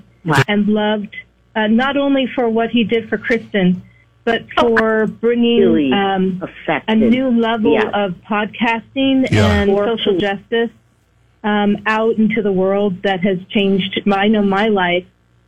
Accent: San Francisco, California, United States; also born or lived in San Luis Obispo; I'm from San Francisco, but I used to go to Cal Poly in San Luis Obispo.

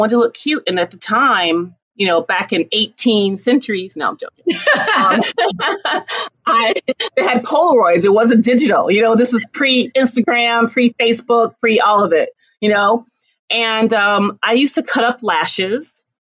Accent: Toledo, Ohio, United States; moved away as an adult; also born or lived in Akron, Ohio / New York City; now in Los Angeles, United States; I was born in Akron, the hometown of LeBron James, but grew up in Toledo when my mom got remarried. And Toledo, Ohio

